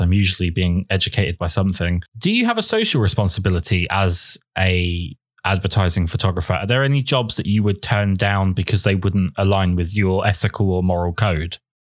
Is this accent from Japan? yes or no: no; United Kingdom